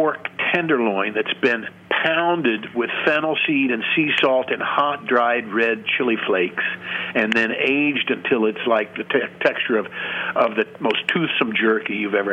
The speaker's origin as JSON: {"language": "English", "region": "Missouri", "country": "United States", "moved": "yes", "lives_now": "New York, United States", "said": "I came from Missouri"}